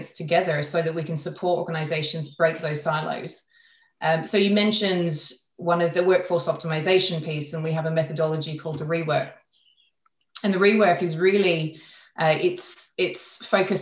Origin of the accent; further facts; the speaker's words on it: Australia; moved away as an adult; also born or lived in London; now in Switzerland; I am originally from Australia